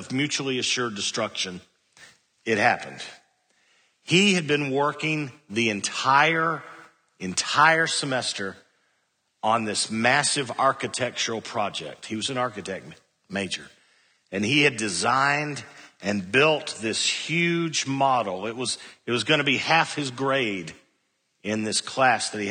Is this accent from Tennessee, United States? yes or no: yes; Cookeville, Tennessee, United States; I was a freshman from Cookville